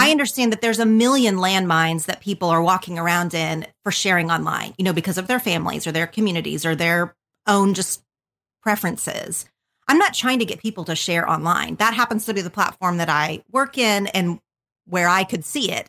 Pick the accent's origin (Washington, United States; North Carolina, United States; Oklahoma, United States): Oklahoma, United States; southern; moved away as an adult; now in Los Angeles, United States; I grew up in a super tiny town in southern Oklahoma.